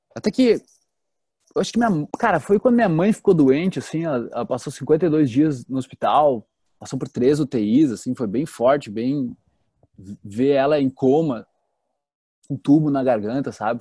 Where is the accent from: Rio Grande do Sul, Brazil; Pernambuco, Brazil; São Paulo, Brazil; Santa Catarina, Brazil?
Rio Grande do Sul, Brazil; Teutônia; now in Florianópolis, Brazil; eu venho de uma cidadezinha do interior do Rio Grande do Sul, chamada Teutônia. E lá eu era uma criança normal